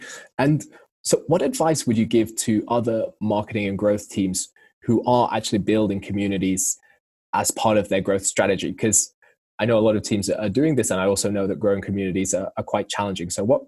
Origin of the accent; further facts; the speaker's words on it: England, United Kingdom; being an English guy who loves football.